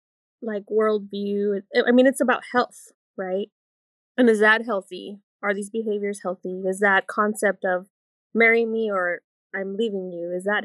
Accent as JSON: {"language": "English", "town": "Fort Worth", "region": "Texas", "country": "United States", "said": "I'm from Fort Worth"}